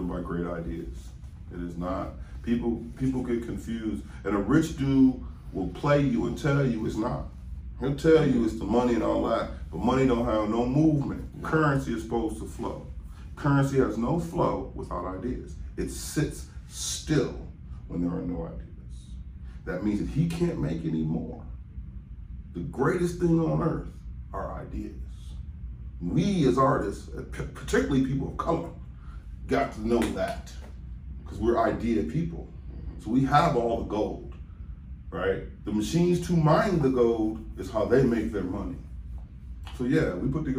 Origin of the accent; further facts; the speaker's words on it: Cleveland, Ohio, United States; moved away as an adult; also born or lived in California; I'm from Cleveland. I'm from the East Side. You know what I mean? I'm from Kinsman.